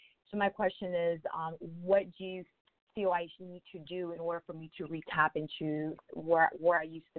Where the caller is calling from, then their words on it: St. Petersburg, Florida, United States; I'm calling from St. Pete, Florida.